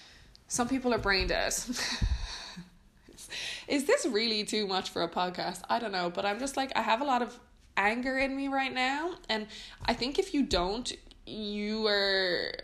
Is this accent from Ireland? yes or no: yes; Ireland; now in Netherlands; I'm Irish